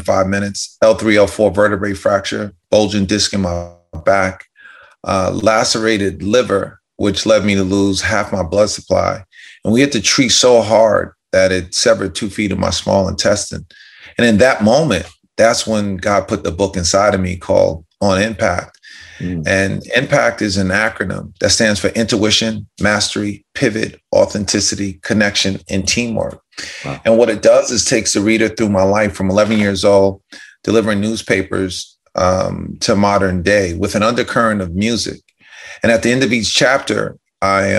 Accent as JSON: {"language": "English", "town": "White Plains", "region": "New York", "country": "United States", "tie": "born or raised there"}